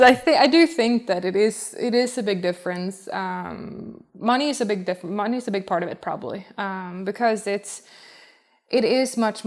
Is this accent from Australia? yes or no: no; Sweden; I think, the distinction, like, the distinct seasons we have back home. Because when I was young, I put my clubs in the basement